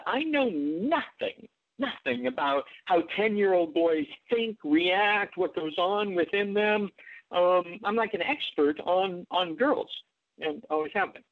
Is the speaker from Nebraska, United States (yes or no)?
yes; Omaha, Nebraska, United States; moved away; I grew up in Omaha, Nebraska